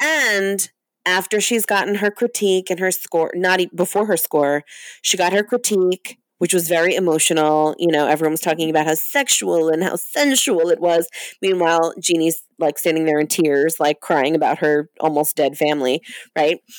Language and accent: English; Long Island, New York, United States; the town that I grew up in on Long Island